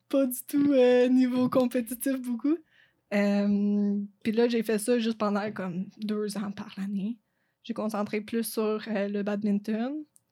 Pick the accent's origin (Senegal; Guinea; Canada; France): Canada; Lac-Brome, Quebec; accent: anglophone; first language English; French is a second language; moved away as an adult; now in Sherbrooke, Canada; je viens de Lac-Prom